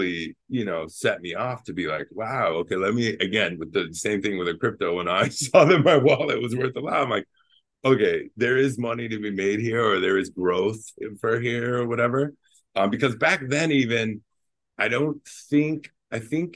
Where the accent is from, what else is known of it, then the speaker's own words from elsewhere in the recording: California, United States; I'm from California.